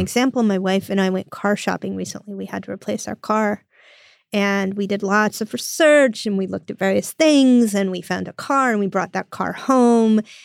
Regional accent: United States; I'm an American

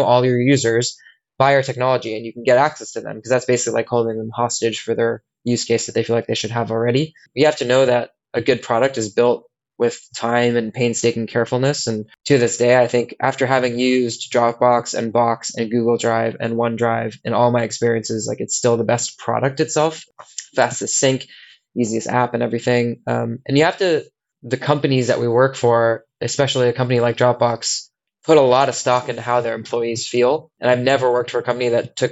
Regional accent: United States; moved away as an adult; also born or lived in San Francisco, California; now in London, United Kingdom; as an American

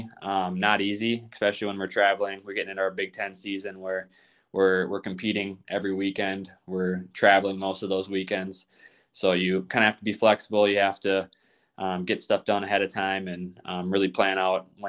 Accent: Goodhue, Minnesota, United States; I'm from Minnesota, Goodyear, Minnesota. It's a small town in southeastern Minnesota

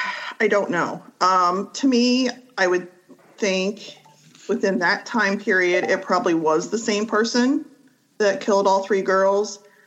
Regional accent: Marietta, Ohio, United States; now in Reynoldsburg, United States; I live in Reynoldsburg, Ohio. I am originally from Marietta.

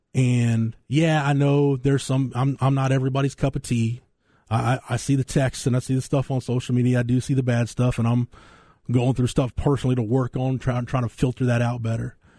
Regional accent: Florence, Texas, United States; my hometown

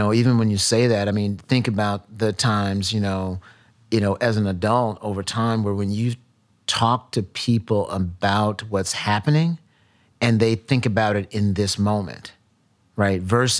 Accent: Milwaukee, Wisconsin, United States; matter of fact, I grew up in Milwaukee, right?

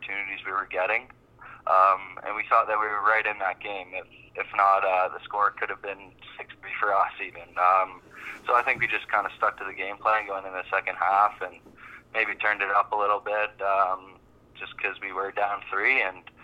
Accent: Toronto area, Ontario, Canada; now in Halifax, Canada; growing up in the Toronto area, myself especially, grew up a Rock fan

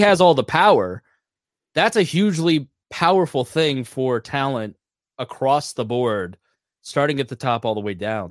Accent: Plainfield, Indiana, United States; my hometown of Plainfield, Indiana

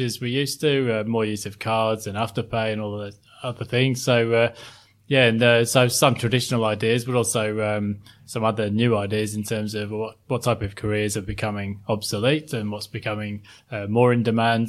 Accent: Sheffield, Yorkshire and the Humber, United Kingdom; moved away as an adult; now in Sydney, Australia; I grew up in, um, South Yorkshire, a place called Sheffield

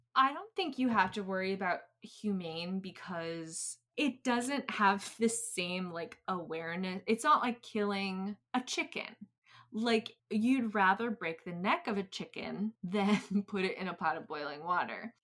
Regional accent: New England, United States; I'm from New England

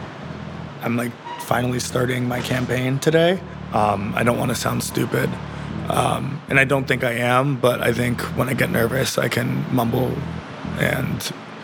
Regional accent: Brooklyn, New York, United States; I'm a 22-year-old activist born and raised in District 36 of Crown Heights, Brooklyn.

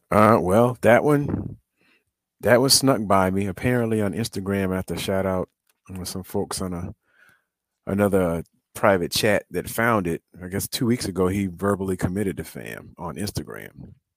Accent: Decatur, Georgia, United States; I'm from South from Decatur

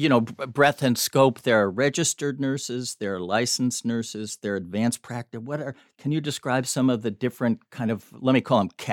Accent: Chicago, Illinois, United States; the University of Chicago, my hometown.

